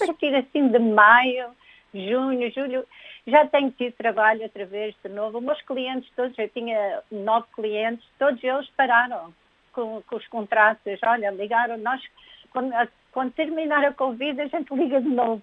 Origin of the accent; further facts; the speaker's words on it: Portugal; now in United States; como portugueses